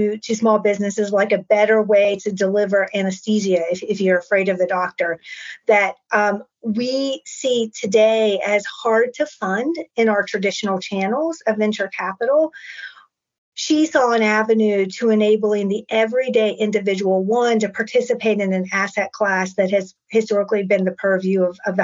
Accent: West Virginia, United States; moved away; my hometown in West Virginia

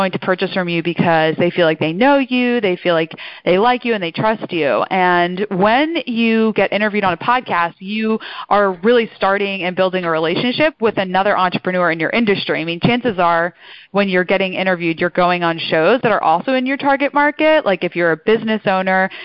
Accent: outside Philadelphia, Pennsylvania, United States; accent: mid-Atlantic; So I'm born and raised outside Philly.

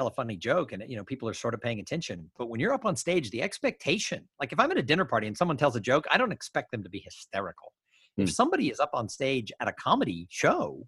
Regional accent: Los Angeles, California, United States; I grew up in Los Angeles.

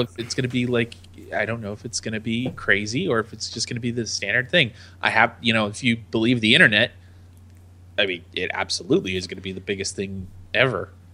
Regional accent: United States; I am the American

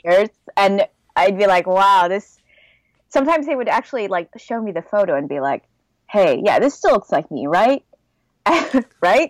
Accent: Southern California, United States; moved away as an adult; also born or lived in Los Angeles, United States / Oregon, United States / Seoul, South Korea; now in Belgium; I was born and raised in Southern California

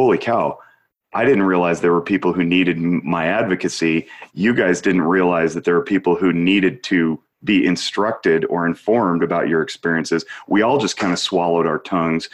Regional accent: Reno, Nevada, United States; As a white man born and raised in Reno

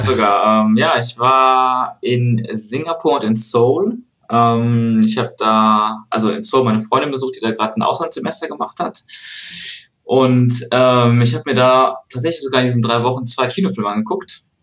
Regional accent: Aachen, North Rhine-Westphalia, Germany; now in Cologne, Germany; ich bin gerade in Aachen, mhm. ähm, mhm. in meiner Heimatstadt, ja. Eigentlich wohne ich in Köln

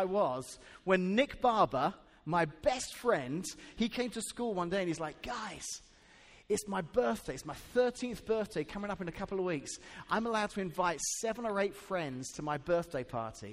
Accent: England, United Kingdom; now in Washington, Illinois, United States; I can remember growing up in England when I was 12 years old and starting middle school

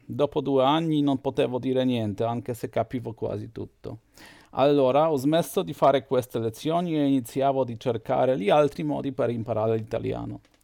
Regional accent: Poland; Italian is a second language; sono un polacco, ho 43 anni

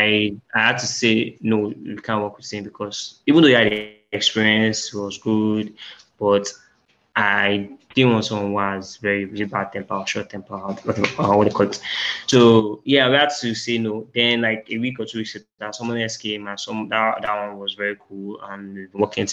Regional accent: Nigeria; we're Nigerian, socks wearing is not really a culture

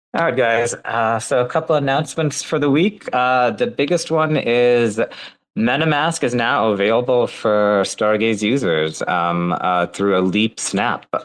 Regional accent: Sri Lanka; I'm Sri Lankan

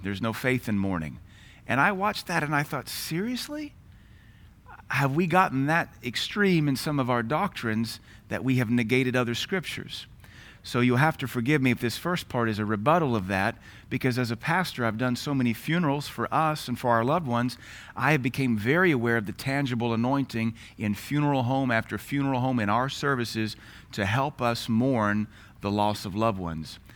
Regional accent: United States; as an American

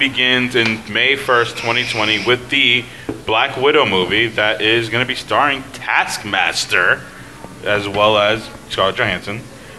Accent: New York City, New York, United States; And I'm from the Bronx.

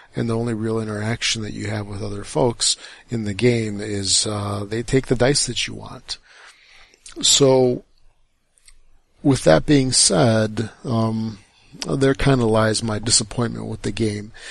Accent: United States; I'm American

